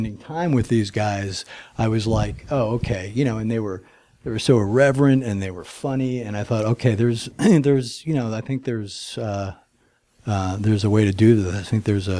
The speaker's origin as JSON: {"language": "English", "region": "New Jersey", "country": "United States", "moved": "as an adult", "lives_now": "Los Angeles, United States", "said": "I came from New Jersey to LA on a motorcycle."}